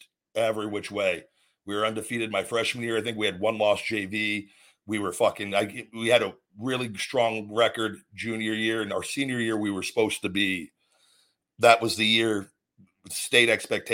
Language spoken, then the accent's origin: English; Las Vegas, Nevada, United States; moved away as an adult; also born or lived in McDonough, Georgia; I moved from Vegas to McDonough, Georgia, 23 years old for WWE, moved across country